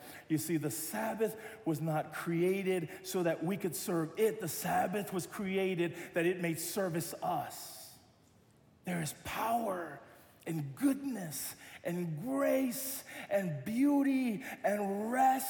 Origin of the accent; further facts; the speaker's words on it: United States; I'm American